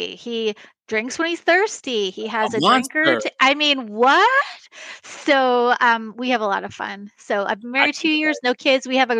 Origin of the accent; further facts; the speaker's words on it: New York, United States; I'm from New York, too. I live in Kansas.